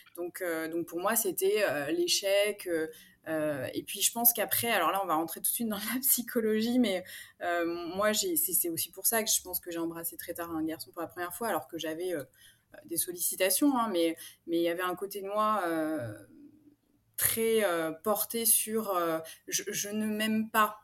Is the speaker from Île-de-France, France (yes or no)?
yes; Paris, Île-de-France, France; moved away as an adult; now in Aix-en-Provence, France; moi, je suis parisienne d'origine. J'ai emménagé à Aix-en-Provence il y a bientôt deux ans.